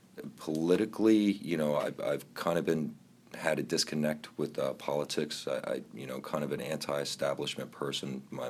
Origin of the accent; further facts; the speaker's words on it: Philadelphia, Pennsylvania, United States; I'm from Philadelphia, PA.